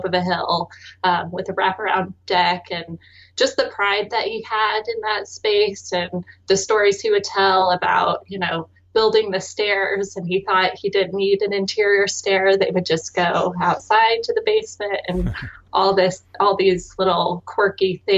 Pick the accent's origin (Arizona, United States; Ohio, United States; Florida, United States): Arizona, United States; Phoenix; I was born and raised in Phoenix, Arizona